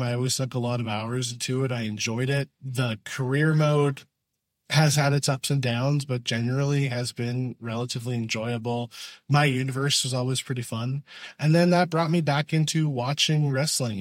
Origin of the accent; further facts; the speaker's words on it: Canada; being Canadian